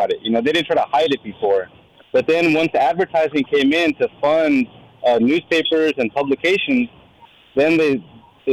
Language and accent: English; Bay Area, California, United States; growing up in the Bay Area